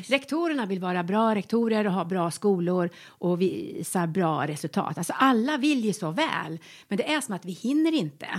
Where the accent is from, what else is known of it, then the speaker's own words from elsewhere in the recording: Västergötland, Västra Götaland, Sweden; moved away; also born or lived in Malmö; när jag bodde alltså, hemma i Västergötland